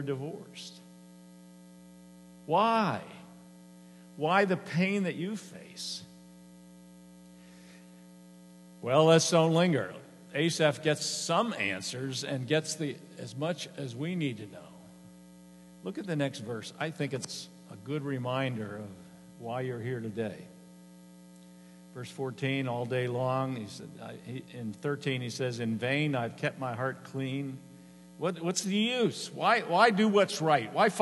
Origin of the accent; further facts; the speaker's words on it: Harrisburg, Pennsylvania, United States; I grew up on Rudy Road. Most of you probably know where Rudy Road is in Harrisburg